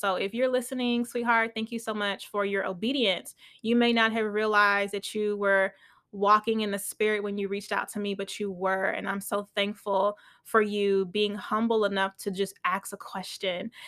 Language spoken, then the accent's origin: English; United States; I am Nigerian, but I was born and raised in America